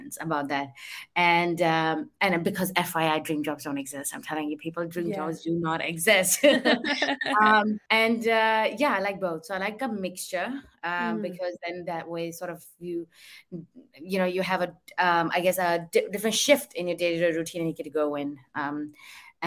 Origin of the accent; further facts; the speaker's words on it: Delhi, India; moved away; where I come from, so I'm from Delhi, but I come from a very traditional household